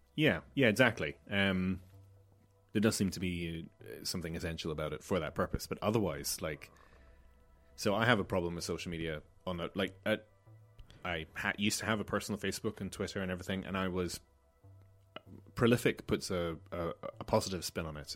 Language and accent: English; Malta; Growing up in Malta